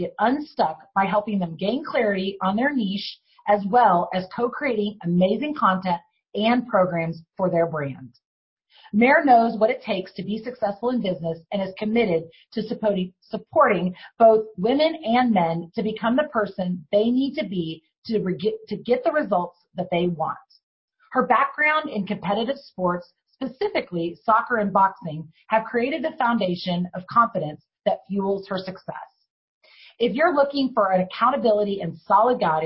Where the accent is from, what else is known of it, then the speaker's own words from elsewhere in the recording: Ireland; I'm Irish